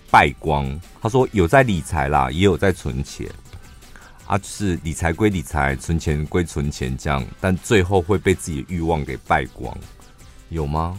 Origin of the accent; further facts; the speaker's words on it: Taiwan; 我们是台湾人